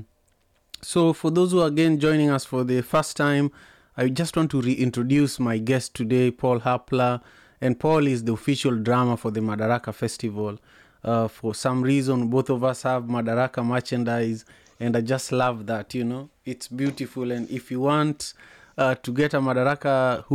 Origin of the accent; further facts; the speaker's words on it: Kisumu, Kisumu County, Kenya; I grew up in Manyata, which is a slum in Kisumu, Kenya